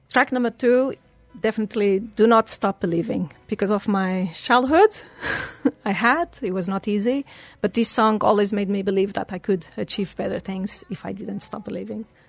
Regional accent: Portugal; English is a second language; moved away as an adult; also born or lived in Switzerland / England; now in Dubai, United Arab Emirates; I was born in Portugal

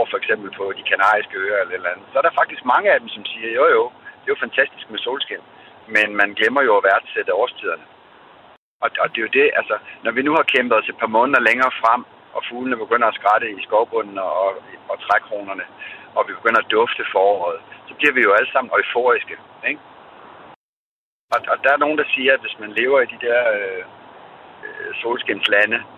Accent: Denmark; vi er født i Danmark

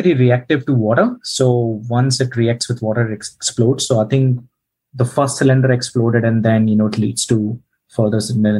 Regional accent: Bhopal, Madhya Pradesh, India; moved away as an adult; now in New Zealand; I was born in India. I'm from this very small town called Bhopal.

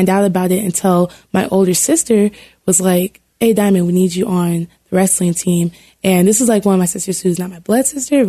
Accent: Lancaster, California, United States; moved away as an adult; now in Colorado Springs, United States; Well, I'm from Lancaster, California, and most of my family is LA born and raised.

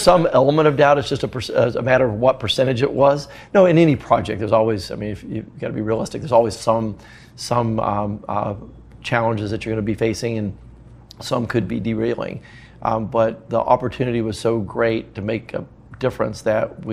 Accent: Knoxville, Tennessee, United States; my hometown.

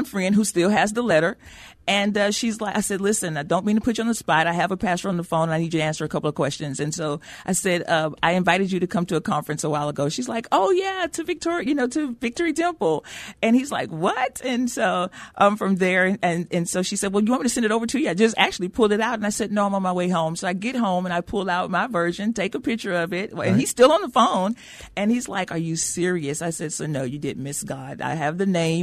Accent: Brookshire, Texas, United States; moved away as an adult; now in San Antonio, United States; I'm from a little small town outside of Houston

